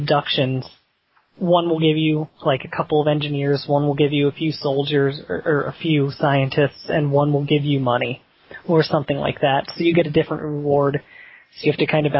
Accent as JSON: {"language": "English", "region": "Central Pennsylvania", "country": "United States", "said": "I'm from Central PA"}